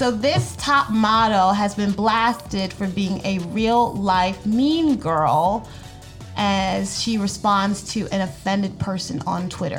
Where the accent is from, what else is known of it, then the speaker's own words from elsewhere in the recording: New York, United States; now in Florida, United States; I'm from New York and a lot of my family's there.